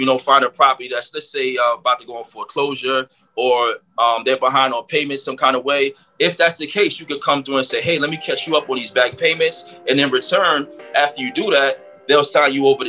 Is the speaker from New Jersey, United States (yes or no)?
yes; New Jersey, United States; moved away as an adult; now in Las Vegas, United States; born and raised in Jersey. You know what I mean? I've been in Jersey all my life until I came out here to Vegas almost 3 years ago.